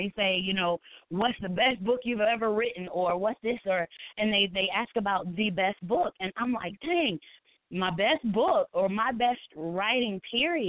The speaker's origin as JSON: {"language": "English", "region": "South Carolina", "country": "United States", "said": "I am a mom to 4. I'm from South Carolina"}